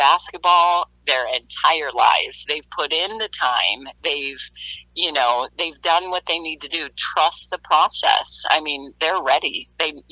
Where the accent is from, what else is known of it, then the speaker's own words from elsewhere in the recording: Iowa, United States; I grew up in Iowa